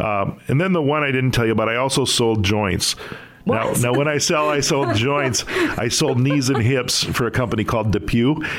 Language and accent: English; Sioux Falls, South Dakota, United States; Well, you know what? I'm a lifelong South Dakotan. I was born in Sioux Falls. I educated in the public schools in Sioux Falls. I graduated from Washington High School, the old one, downtown, and then went to Augustana.